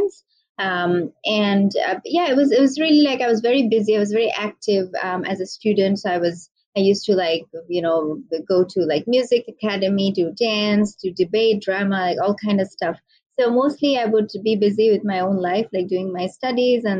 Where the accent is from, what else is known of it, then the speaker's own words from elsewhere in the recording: Bangladesh; also born or lived in Malaysia / Michigan, United States; I am from Bangladesh, also based in Bangladesh now.